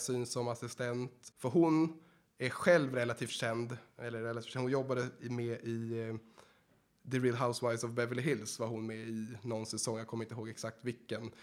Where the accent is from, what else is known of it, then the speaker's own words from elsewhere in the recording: Sweden; also born or lived in Los Angeles, United States; jag kommer från Sverige.